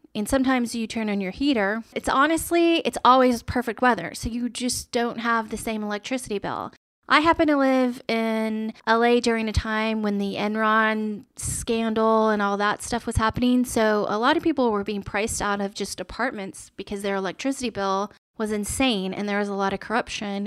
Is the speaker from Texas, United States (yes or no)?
yes; Austin, Texas, United States; I'm from Austin